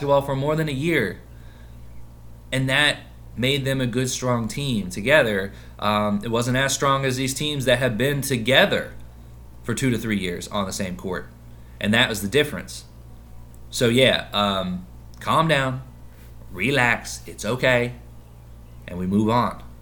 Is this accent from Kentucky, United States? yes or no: yes; Kentucky, United States; moved away; I grew up in Kentucky